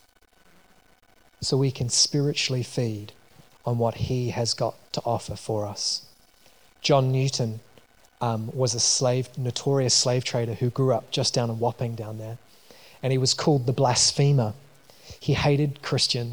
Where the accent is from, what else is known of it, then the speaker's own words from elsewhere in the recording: New Zealand; moved away; I grew up in New Zealand, if you didn't notice from my accent.